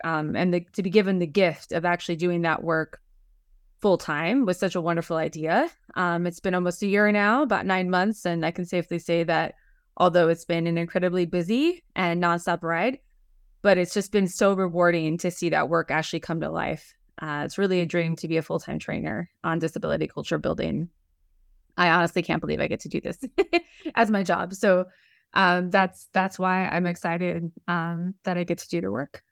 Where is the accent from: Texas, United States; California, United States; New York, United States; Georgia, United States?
New York, United States; New York City; now in New Jersey, United States; I like to say I'm from Manhattan